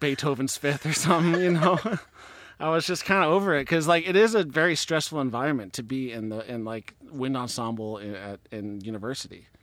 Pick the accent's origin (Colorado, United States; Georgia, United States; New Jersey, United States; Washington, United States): Washington, United States; I was sixty miles south of Seattle